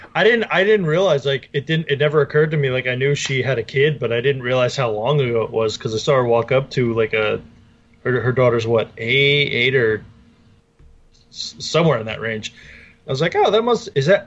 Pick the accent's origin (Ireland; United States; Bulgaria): United States; New Jersey; also born or lived in Brick, Ocean County, New Jersey